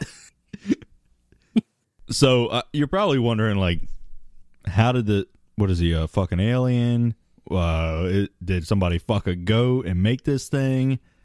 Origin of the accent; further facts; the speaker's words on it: Maryland, United States; I grew up in Maryland